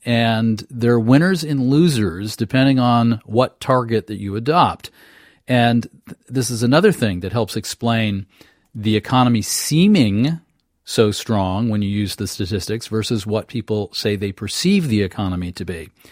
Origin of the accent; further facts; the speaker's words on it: Maine, United States; I'm from Maine